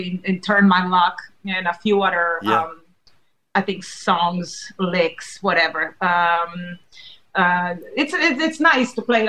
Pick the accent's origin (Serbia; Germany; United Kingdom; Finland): Serbia; moved away; we grew up in Serbia